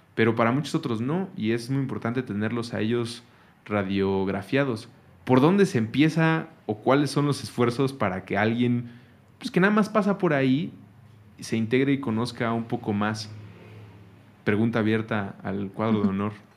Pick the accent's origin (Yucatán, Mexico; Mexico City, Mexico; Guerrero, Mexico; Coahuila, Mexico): Mexico City, Mexico; Nosotros somos chilangos, sí crecimos aquí En, la ciudad